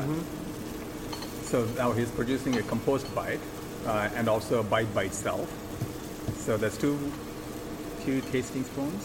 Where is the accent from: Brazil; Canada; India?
India; moved away; also born or lived in Rochester; I grew up in India.